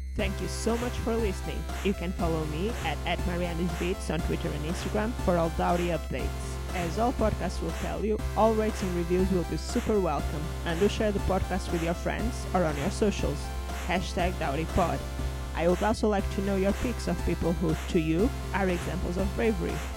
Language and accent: English; Portugal; now in United Kingdom; I come from Portugal that has, like, a huge drinking culture as well